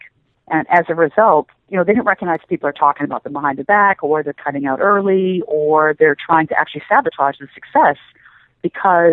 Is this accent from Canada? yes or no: yes; Canada; moved away as an adult; also born or lived in Middle East / Asia / Washington, D.C.; I'm Canadian originally, and then found myself working in the Washington, D.C. area